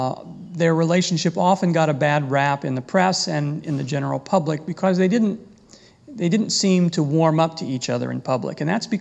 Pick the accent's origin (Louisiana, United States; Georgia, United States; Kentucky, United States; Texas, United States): Kentucky, United States; now in Michigan, United States; I'm from Kentucky and if you hear an occasional y'all or something like that, that's just me.